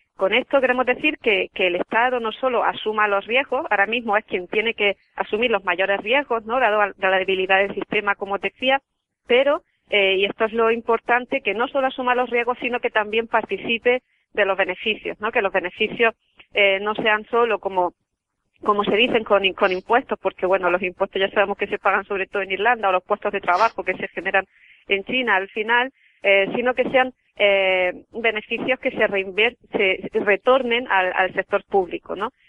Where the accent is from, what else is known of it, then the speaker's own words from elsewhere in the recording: Andalusia, Spain; soy mujer y además soy andaluza